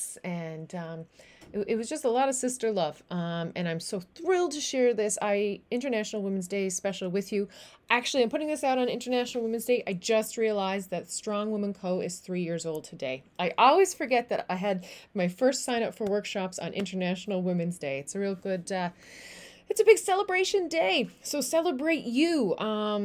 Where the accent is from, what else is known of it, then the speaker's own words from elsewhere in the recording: Newfoundland and Labrador, Canada; moved away; I am a Newfoundlander and Canadian coming to you from a city just south of the Netherlands